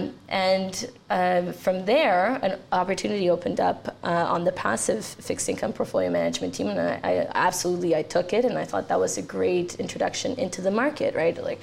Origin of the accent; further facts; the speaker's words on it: Canada; also born or lived in Romania; I was born in Romania and moved to Canada with my parents and my sister when I was very young. So I did all my schooling here